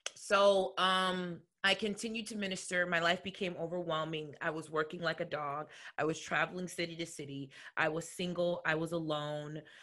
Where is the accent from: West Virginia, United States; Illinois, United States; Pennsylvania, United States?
Illinois, United States; Chicagoland area; I'm from the Chicagoland area, but home was um in the suburbs.